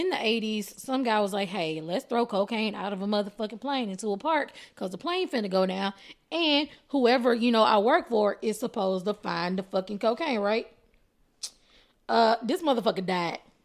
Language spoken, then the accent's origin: English; Texas, United States; I am Texan